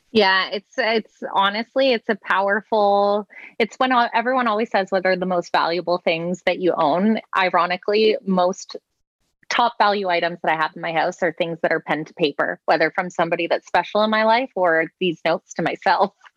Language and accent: English; the East, Eastern Canada, Canada; I grew up in the East. So, weather is constantly hammering you in the wintertime and watching the weather network was a big part of our lives